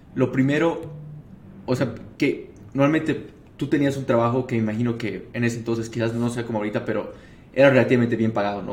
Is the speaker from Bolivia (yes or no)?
yes; Bolivia; como bolivianos